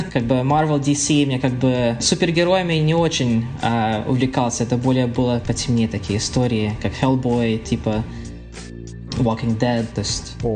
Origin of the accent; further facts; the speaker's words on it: Kharkiv, Kharkiv Oblast, Ukraine; born there; ну родился вообще в Харькове, а, но большинство семьи из, а, из Коломны